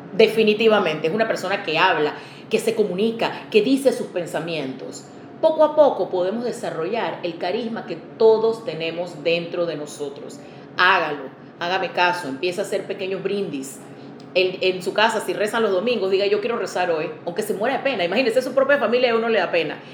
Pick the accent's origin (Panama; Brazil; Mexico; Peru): Panama